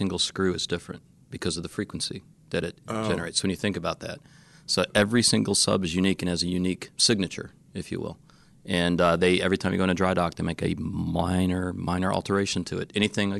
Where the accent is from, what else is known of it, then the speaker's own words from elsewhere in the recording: Detroit, Michigan, United States; I grew up in Detroit, poor.